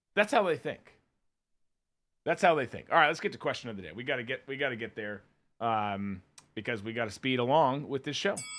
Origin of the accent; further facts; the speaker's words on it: Minnesota, United States; moved away; my home state, my, my birth state, I should say, of Minnesota